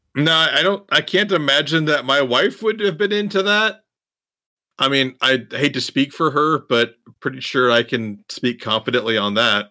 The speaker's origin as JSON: {"language": "English", "region": "Iowa", "country": "United States", "tie": "born or raised there", "said": "growing up in Iowa, in the country"}